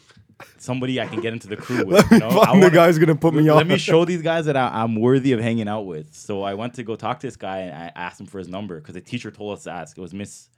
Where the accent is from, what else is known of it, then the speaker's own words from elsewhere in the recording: Toronto, Ontario, Canada; Because growing up, I grew up in Scarborough.